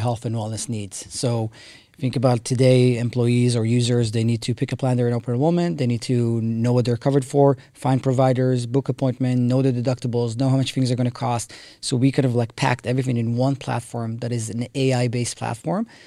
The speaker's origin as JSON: {"language": "English", "country": "Israel", "tie": "born or raised there", "moved": "as an adult", "lives_now": "United States", "said": "I grew up in Israel"}